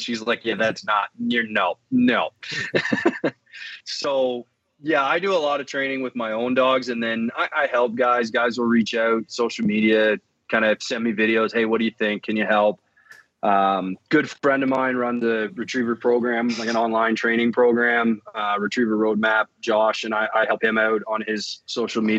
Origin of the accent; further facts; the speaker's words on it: Canada; also born or lived in Alberta; being a Canadian citizen